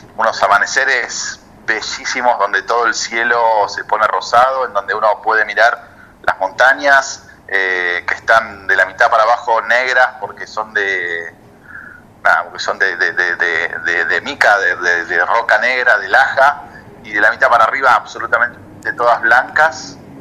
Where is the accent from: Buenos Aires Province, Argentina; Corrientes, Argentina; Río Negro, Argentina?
Río Negro, Argentina; Villa Regina; moved away as an adult; now in Ushuaia, Argentina; Soy nacido en Río Negro, en Villa Regina, en el Alto Valle